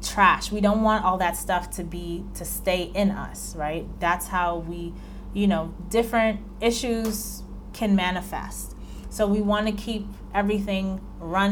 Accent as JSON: {"language": "English", "region": "New York", "country": "United States", "said": "I'm from New York"}